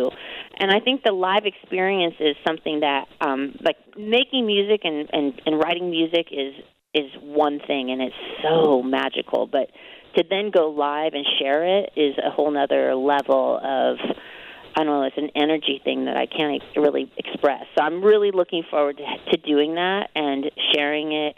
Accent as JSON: {"language": "English", "town": "Anaheim", "region": "California", "country": "United States", "said": "I'm from Anaheim"}